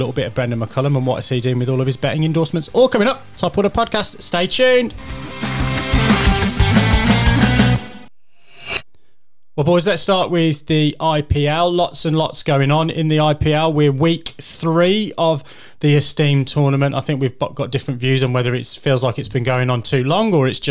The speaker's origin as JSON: {"language": "English", "region": "Yorkshire and the Humber", "country": "United Kingdom", "said": "as a Yorkshireman"}